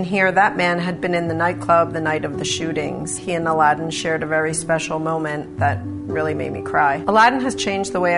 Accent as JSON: {"language": "English", "town": "Haddonfield", "region": "New Jersey", "country": "United States", "also_born_or_lived": "North Wildwood, New Jersey", "said": "I'm the mom of three boys, and I'm from Haddonfield and North Wildwood, New Jersey"}